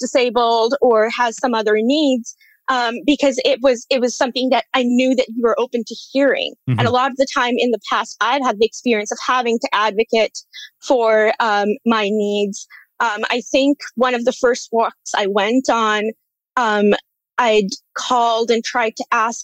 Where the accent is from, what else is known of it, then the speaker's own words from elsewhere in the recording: India; moved away; I grew up birding in India.